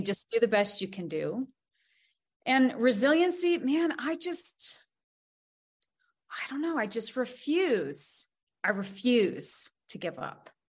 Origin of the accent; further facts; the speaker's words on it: Montana, United States; growing up in Montana, we we had a lot of really tough days you know growing up on a farm